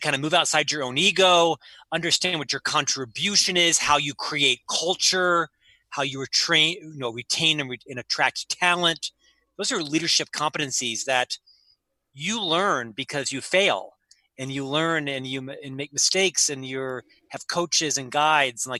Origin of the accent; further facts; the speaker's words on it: Orlando, Florida, United States; moved away as an adult; also born or lived in Provo, Utah; I'm from Central Florida.